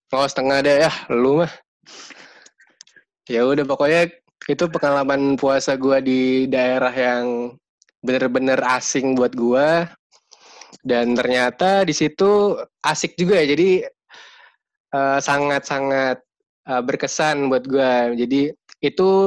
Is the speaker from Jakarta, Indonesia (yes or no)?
yes; Jakarta, Indonesia; now in Yogyakarta, Indonesia; karena gue sebenarnya aslinya Jakarta tapi gue tinggal di Jogja jadi gue kalau lebaran itu malah lawan arus